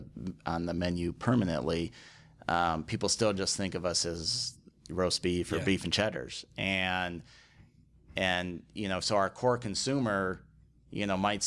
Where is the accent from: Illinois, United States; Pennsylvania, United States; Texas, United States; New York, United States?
Illinois, United States; Chicago; Yep. I grew up in Chicago and ended up at Bradley University down in Peoria, Illinois.